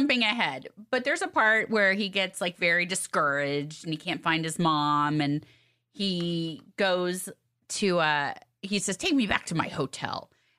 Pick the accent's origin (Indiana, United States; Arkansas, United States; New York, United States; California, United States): California, United States; Los Angeles; See, you know, Sis and I grew up here